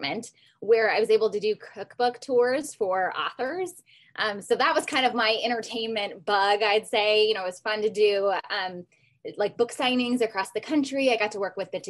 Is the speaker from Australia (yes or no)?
no; Iowa, United States; moved away as an adult; now in Las Vegas, United States; I'm from Iowa